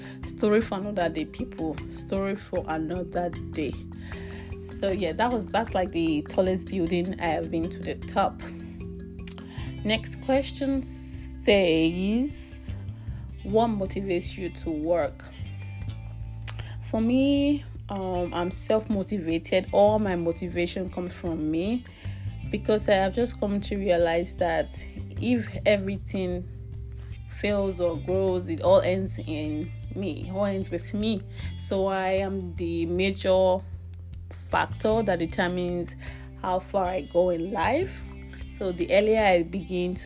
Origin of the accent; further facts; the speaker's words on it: Nigeria; now in British Columbia, Canada; I'm from Nigeria, but I currently live in British Columbia, Canada.